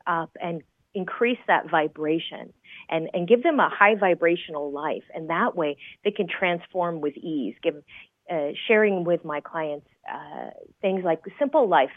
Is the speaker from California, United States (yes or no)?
yes; San Jose, California, United States; now in Las Vegas, United States; I grew up in the Bay Area of California, so San Jose, California